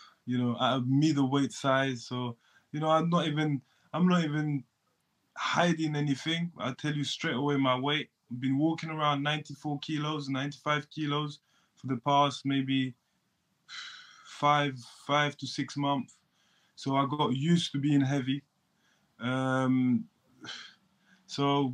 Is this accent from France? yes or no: yes; France; also born or lived in Ivory Coast; now in United Kingdom; I'm from France